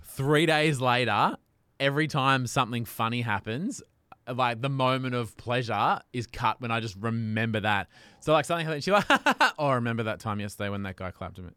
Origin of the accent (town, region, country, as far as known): Australia; accent: Australian